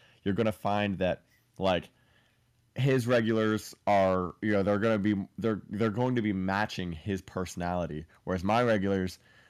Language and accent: English; Ohio, United States; now in Florida, United States; I'm from Ohio.